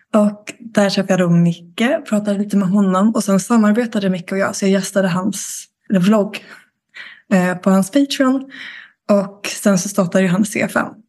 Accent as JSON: {"language": "Swedish", "town": "Karlskrona", "region": "Blekinge", "country": "Sweden", "also_born_or_lived": "Stockholm", "moved": "yes", "said": "jag kommer från Blekinge, Karlskrona"}